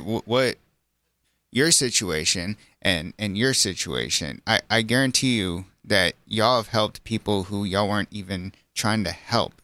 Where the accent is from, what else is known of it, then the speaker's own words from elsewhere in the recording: Center Point, Texas, United States; also born or lived in Corpus Christi, Texas / Doha, Qatar; I came back in the fourth grade to Center Point, and then I started my life here in the Hill